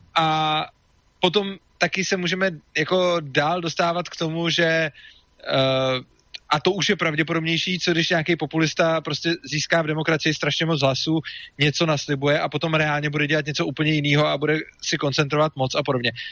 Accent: Czechia

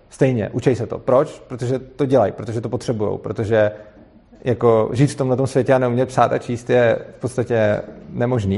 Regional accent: Prague, Czechia; já jsem z Prahy, ale učím v Brně

